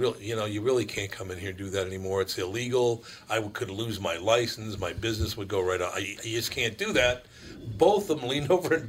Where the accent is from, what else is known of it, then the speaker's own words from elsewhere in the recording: Minneapolis, Minnesota, United States; Well, I'm from North Minneapolis.